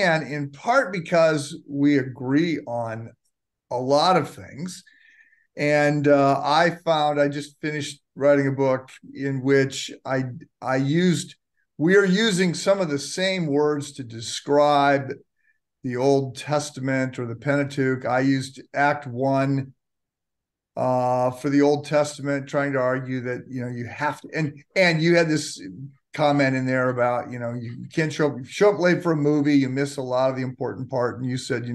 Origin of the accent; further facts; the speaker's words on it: United States; as an American